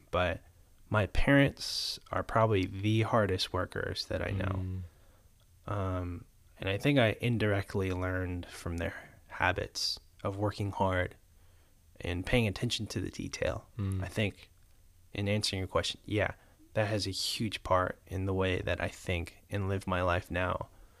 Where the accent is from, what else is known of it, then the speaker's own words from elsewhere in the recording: Marietta, Georgia, United States; also born or lived in Boston; I was born and raised in East Cobb, Marietta.